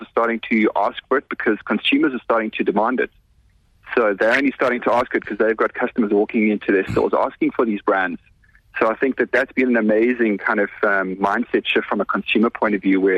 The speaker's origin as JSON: {"language": "English", "country": "South Africa", "said": "we always kind of call ourselves as proudly South African"}